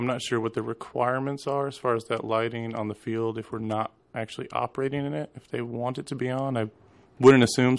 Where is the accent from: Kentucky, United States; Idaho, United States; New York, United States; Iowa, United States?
Idaho, United States; also born or lived in San Diego; now in Alaska, United States; Originally, I'm from Idaho. The previous 3 years, I've been here in Alaska. And before that, Alaska, I was in San Diego.